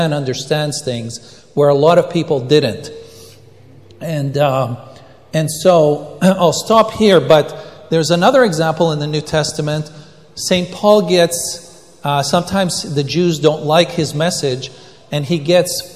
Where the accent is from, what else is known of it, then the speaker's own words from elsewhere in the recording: Israel; moved away; I was born in Israel and I speak Hebrew